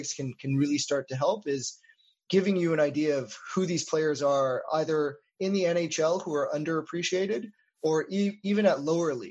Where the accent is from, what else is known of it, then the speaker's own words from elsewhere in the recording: Winnipeg, Manitoba, Canada; moved away as an adult; also born or lived in Toronto; now in Montreal, Canada; I grew up in Winnipeg